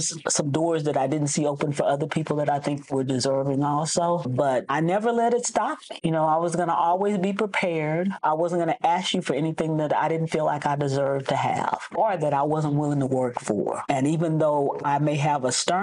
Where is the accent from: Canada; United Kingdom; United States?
United States; Hempstead, Texas; also born or lived in Dallas, Texas; I'm originally from Hempstead, Texas